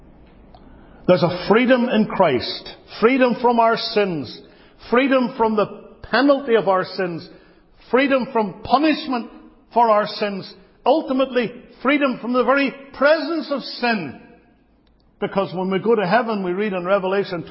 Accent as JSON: {"language": "English", "country": "United Kingdom", "moved": "yes", "lives_now": "United States", "said": "As a Brit"}